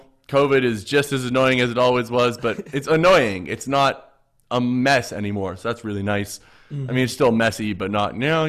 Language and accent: English; Canada; And I'll be like, for one, I'm Canadian.